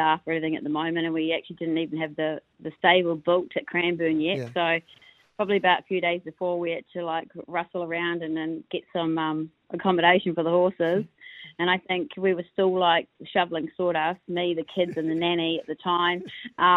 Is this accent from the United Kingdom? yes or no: no; New Zealand; now in Australia; just being Kiwi trainers